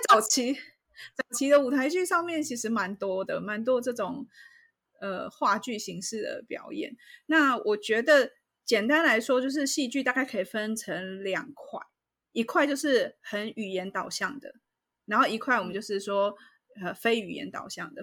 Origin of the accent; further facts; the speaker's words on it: Taiwan; 那像我们台湾人